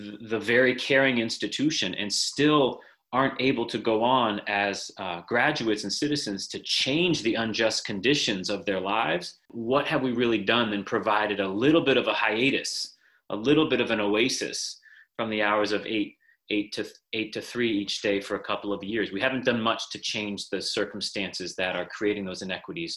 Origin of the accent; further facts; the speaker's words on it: Moretown, Vermont, United States; moved away as an adult; also born or lived in New York City / West Africa; I grew up in Vermont, went to Harwood Union High School, and grew up in Moortown